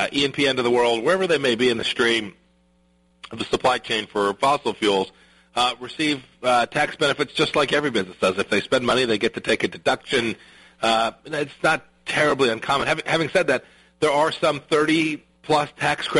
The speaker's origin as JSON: {"language": "English", "region": "Kansas", "country": "United States", "said": "Our Kansas legislature"}